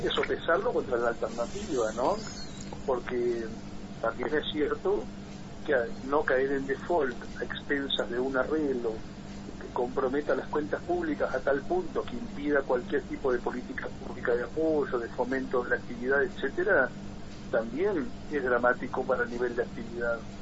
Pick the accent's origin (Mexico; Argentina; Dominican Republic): Argentina; como cualquier argentino